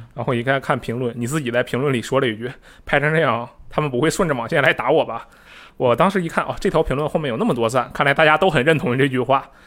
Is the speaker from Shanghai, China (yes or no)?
no; Harbin, Heilongjiang, China; moved away; 你如果你来我的家乡哈尔滨的话，你就能感受到真正的东北风情